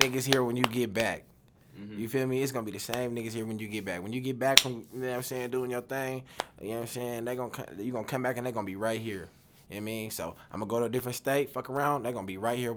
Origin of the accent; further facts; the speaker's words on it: Denver, Colorado, United States; I'm from Denver